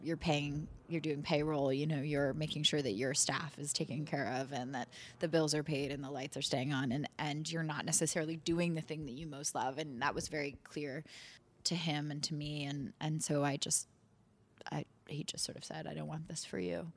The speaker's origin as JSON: {"language": "English", "town": "New York City", "region": "New York", "country": "United States", "tie": "born or raised there", "said": "coming back to New York, which is my hometown."}